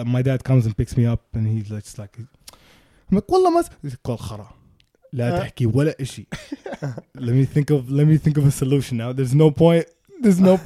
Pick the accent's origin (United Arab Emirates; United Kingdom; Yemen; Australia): United Arab Emirates; Sharjah; moved away; also born or lived in Chicago; I grew up in Sharjah.